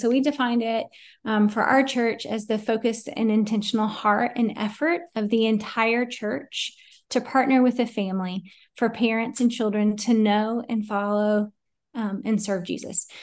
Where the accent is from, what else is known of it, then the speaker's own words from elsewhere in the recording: Asheville, North Carolina, United States; moved away as an adult; also born or lived in Fort Worth, Texas; now in Greensboro, United States; was born and raised in Asheville